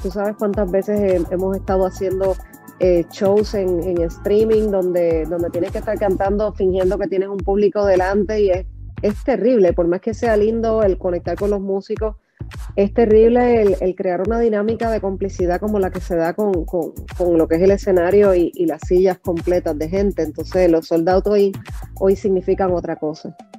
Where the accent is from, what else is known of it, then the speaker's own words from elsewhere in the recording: Puerto Rico; Puerto Rico que es mi, obviamente que, es mi tierra y que, es mi cuna